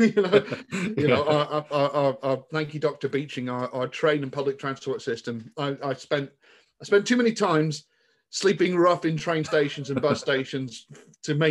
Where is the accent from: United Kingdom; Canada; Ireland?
United Kingdom; Somerset, South West England; moved away; I grew up in Somerset and grew up in a relatively rural part of the world.